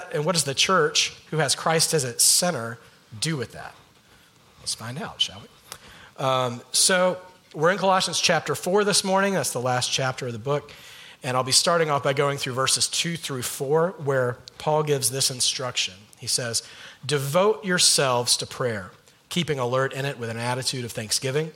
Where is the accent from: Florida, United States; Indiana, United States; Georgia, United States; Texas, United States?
Georgia, United States; moved away as an adult; also born or lived in North Carolina; now in California, United States; Allison, my wife, and I are mainly from the state of Georgia.